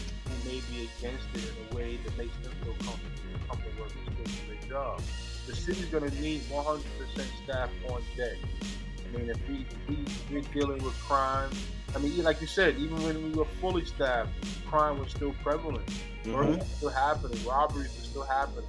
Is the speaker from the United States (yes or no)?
yes; New York, United States; we're both from New York